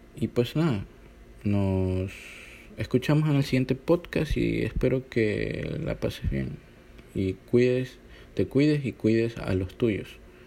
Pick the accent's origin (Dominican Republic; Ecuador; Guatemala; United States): Ecuador; mi país